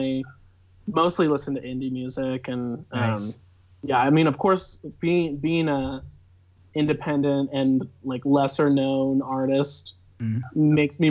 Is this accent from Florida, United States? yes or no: no; Cedar Hills, Utah, United States; I'm from Cedar Hills, Utah. Lived here my whole life in the same house